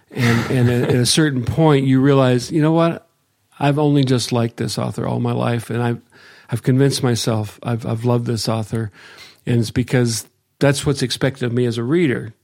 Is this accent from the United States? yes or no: yes; Akron, Ohio, United States; now in Willow, United States; I grew up in Akron